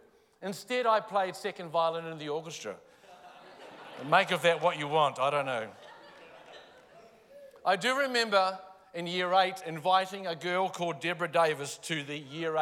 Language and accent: English; Palmerston North, Manawatū-Whanganui, New Zealand; I grew up in Palmerston North